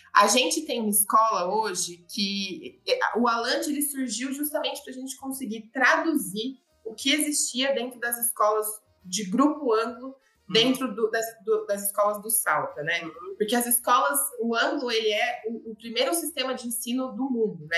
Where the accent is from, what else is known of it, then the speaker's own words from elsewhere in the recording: Limeira, São Paulo, Brazil; accent: interior of São Paulo; moved away as an adult; also born or lived in Araçatuba, Brazil; now in São Paulo, Brazil; Eu sou de Araçatuba, nasci em Araçatuba, mas cresci em Limeira, então interior de São Paulo, você vai sentir aqui o sotaquinho